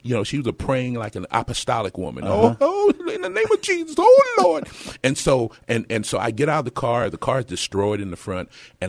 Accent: Dallas, Texas, United States; born there; And I was born in Dallas.

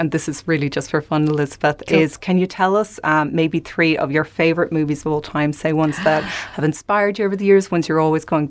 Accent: Ireland; Sorry, I'm from Ireland.

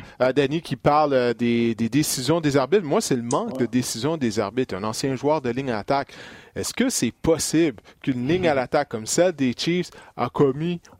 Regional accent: Quebec, Canada; on est tous des Québécois ici

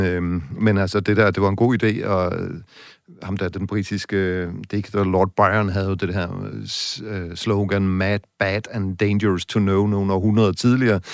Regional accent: West Jutland, Central Denmark Region, Denmark; i Vestjylland, hvor jeg kommer fra

